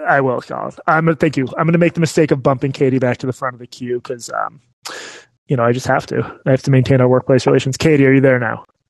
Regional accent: Massachusetts, United States; moved away as an adult; now in Texas, United States; growing up in Massachusetts

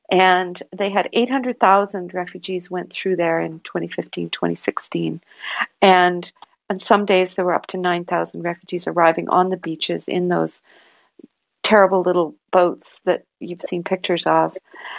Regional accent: Canada; it struck me, you know, not as a Canadian, not as, you know, anyone that cares about human rights, it struck me as a mother.

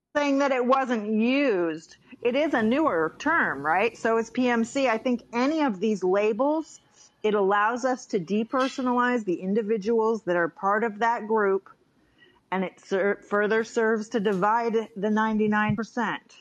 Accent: Bay Area, California, United States; I'm a California native

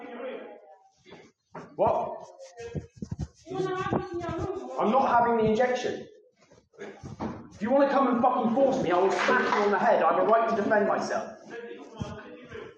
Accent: Ireland; now in United Kingdom; I'm an Irish gypsy being persecuted by the British state

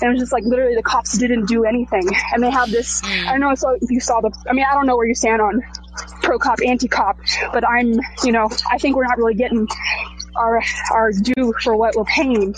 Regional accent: North Texas, United States; I'm from North Texas, which is like really far away from where this happened

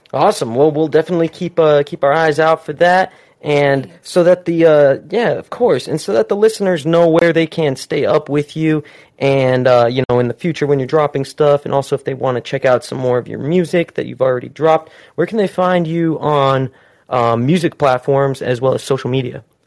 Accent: Utah, United States; moved away as an adult; now in Southern California, United States; where I'm from, I'm from Utah, so I just moved out here within the last year

